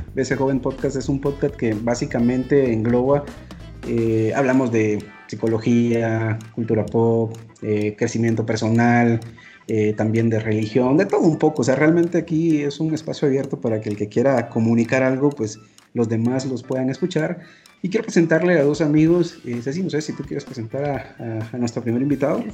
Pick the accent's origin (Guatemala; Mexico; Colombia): Guatemala; Guatemala Department; aquí en Guatemala nosotros dividimos los lugares por departamentos, nosotros somos del departamento de Guatemala